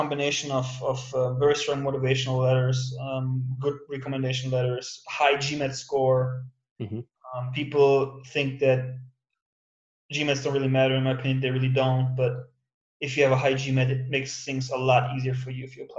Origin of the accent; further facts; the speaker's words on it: Germany; moved away as an adult; also born or lived in Midwest, United States; I'm originally from Germany, but went to a non-target in the US, graduated back in 2010, then went for a Master of Science program in continental Europe